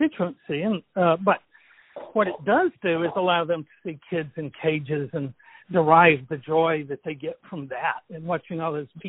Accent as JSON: {"language": "English", "region": "Deep South", "country": "United States", "said": "I'm from the South, the deep South, and I've heard people talking like"}